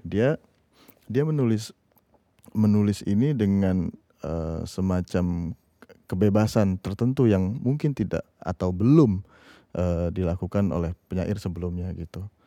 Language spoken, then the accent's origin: Indonesian; Jakarta, Indonesia; also born or lived in Tangerang; Aku lahir di Rawamangun, tumbuh hmm. Eh, di Rawamangun